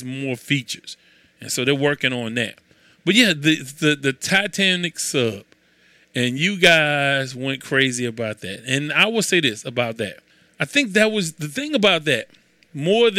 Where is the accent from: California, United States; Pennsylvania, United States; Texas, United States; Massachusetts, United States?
Texas, United States; Houston; I am from Houston